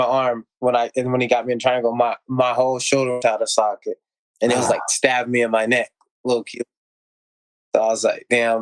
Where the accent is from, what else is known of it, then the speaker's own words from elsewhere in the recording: Alabama, United States; also born or lived in Chicago, Illinois; I was born in Chicago, and I lived in Lionsville, Alabama